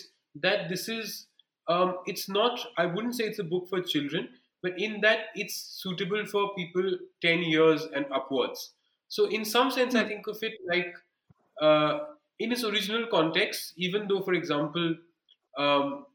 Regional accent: Bikaner region, Rajasthan, India; I come from the Bikaner region.

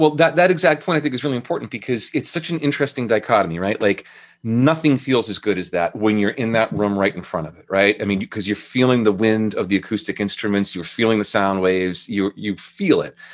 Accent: Andover, Massachusetts, United States; moved away as an adult; also born or lived in Burlington, Vermont; now in Portsmouth, United States; I grew up, uh, north of Boston in a town called Andover, Mass.

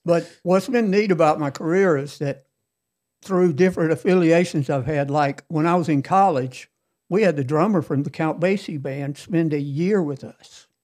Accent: Cherokee Heights, Georgia, United States; I'm from Cherokee Heights

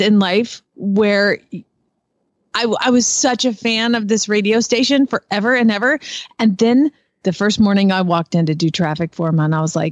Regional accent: Decatur, Georgia, United States; I grew up in Decatur, Georgia

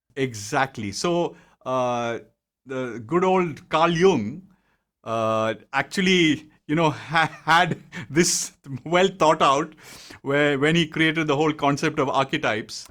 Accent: Bangalore, Karnataka, India; moved away as an adult; also born or lived in Mumbai; I was in, born and brought up in Bangalore

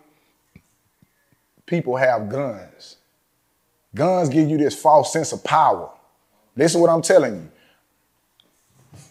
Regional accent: Galveston, Texas, United States; I'm from Cedar Tears Projects, Galveston, Texas

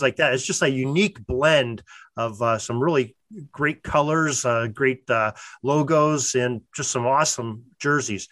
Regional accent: Western Pennsylvania, United States; I'm from I'm from Western Pennsylvania

